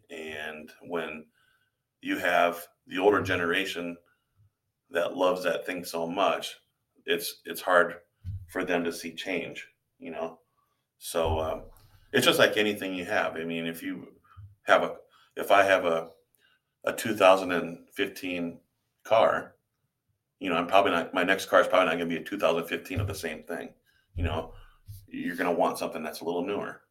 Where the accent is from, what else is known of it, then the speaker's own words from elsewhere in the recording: Hartley, Iowa, United States; also born or lived in Wayne, Nebraska; I grew up in Hartley, Iowa, which is about a half hour away from here